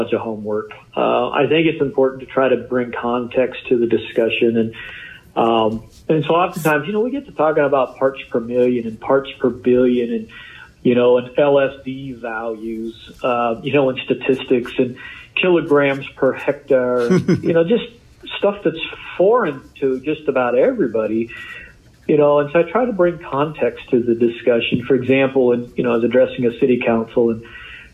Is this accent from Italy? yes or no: no; Kansas, United States; moved away as an adult; also born or lived in Iowa / Florida Panhandle; now in Florida, United States; I'm really a Midwesterner. I grew up in Kansas